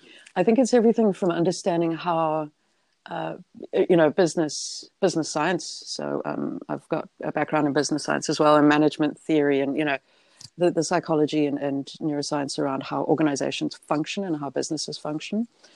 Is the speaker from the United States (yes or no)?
no; South Africa; I'm South African, English, New Zealand. You'd think that rugby would be my thing, but no.